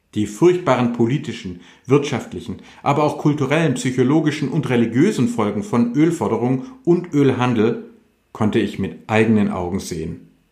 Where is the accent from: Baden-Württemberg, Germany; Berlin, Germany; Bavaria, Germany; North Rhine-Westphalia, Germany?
Baden-Württemberg, Germany; Württemberg and Hohenzollern; bei uns in Württemberg und Hohenzollern